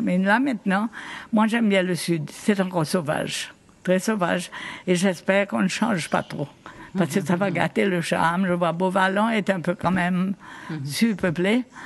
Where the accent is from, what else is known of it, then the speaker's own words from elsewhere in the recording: Victoria, Seychelles; je me souviens quand j'étais petite, on habitait à Victoria